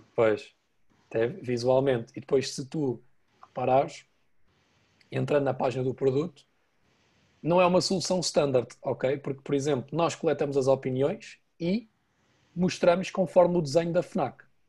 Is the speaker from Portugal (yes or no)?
yes; Portugal; sou português